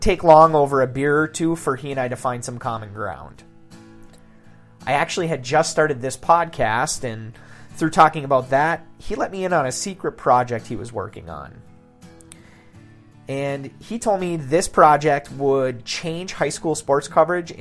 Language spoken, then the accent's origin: English; Kingsford, Michigan, United States; I grew up in Kingsford